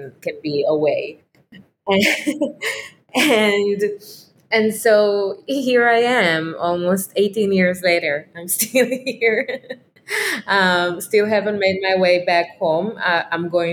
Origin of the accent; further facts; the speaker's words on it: Israel; moved away as an adult; I was growing up in Israel